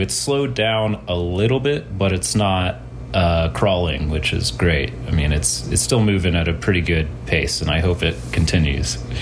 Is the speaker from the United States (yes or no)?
yes; North Texas, United States; moved away as an adult; now in Denver, United States; I'm from North Texas originally. And I moved to Denver about, God, eight plus years ago